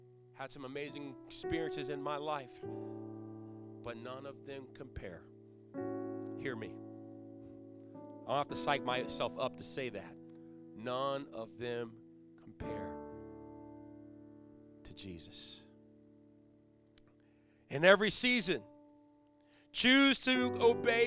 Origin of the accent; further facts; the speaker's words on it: Virginia Beach, Virginia, United States; moved away as an adult; now in Connecticut, United States; I'm from Virginia Beach area.